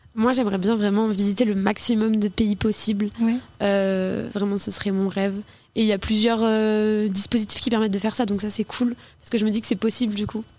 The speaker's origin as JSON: {"language": "French", "town": "Flers", "region": "Normandy", "country": "France", "tie": "born or raised there", "said": "moi je suis née à Flair"}